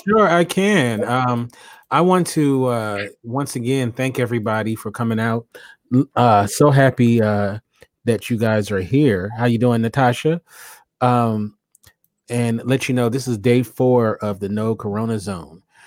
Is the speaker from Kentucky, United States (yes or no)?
no; Los Angeles, California, United States; I ain't from the Lou. No, I'm from Los Angeles.